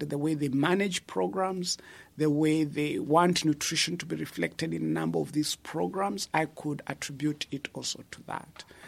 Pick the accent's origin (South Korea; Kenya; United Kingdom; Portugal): Kenya; moved away as an adult; also born or lived in Netherlands; now in Uganda; I'm originally from Kenya